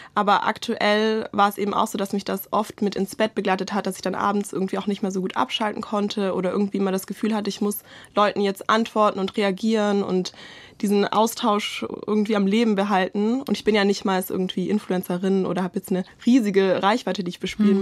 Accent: Swabia, Germany; als Schwäbin

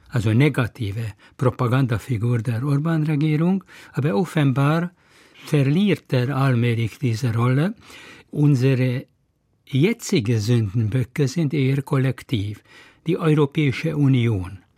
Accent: Hungary; now in Berlin, Germany; Ich, ich, und ich bin Ungar.

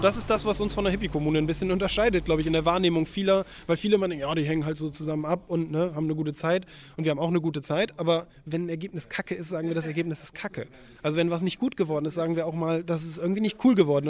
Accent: Lower Saxony, Germany; moved away as an adult; also born or lived in Hamburg; Also ich komme auch aus Niedersachsen

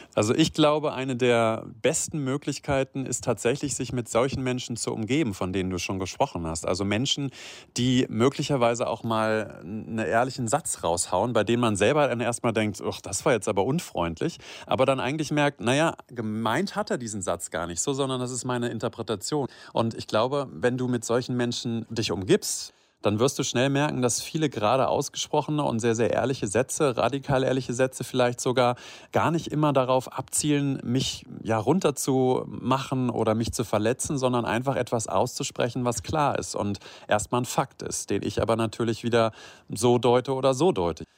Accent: Göttingen, Lower Saxony, Germany; now in Rhineland, Germany; ich komme aus Niedersachsen, ja aus der Ecke uh. von Göttingen.

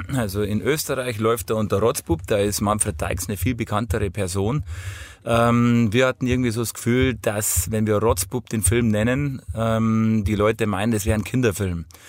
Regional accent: Hausham, Bavaria, Germany; ich bin in Hausham aufgewachsen

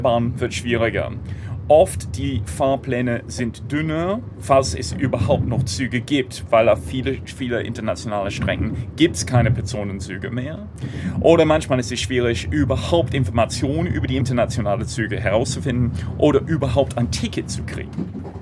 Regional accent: United Kingdom; German is a second language; now in Germany; Ich komme ursprünglich aus Großbritannien, wohne seit einigen Jahren in Deutschland

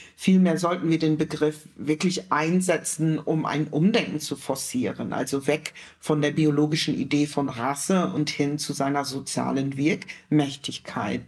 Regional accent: Germany; als Deutsche zu verstehen, nämlich als, als schwarze Deutsche

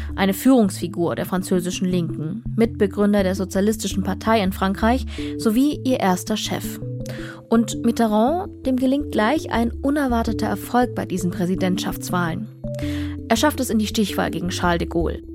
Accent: Dresden, Saxony, Germany; meine Heimatstadt Dresden

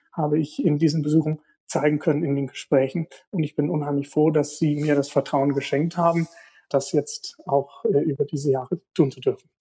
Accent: Lichtenberg, Bavaria, Germany; meine Heimat

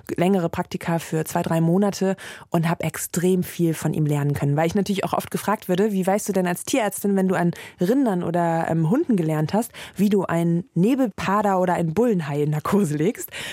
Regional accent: Rhineland, Germany; ich habe natürlich meine Heimat Rheinland, das ist ganz klar, und meine Familie

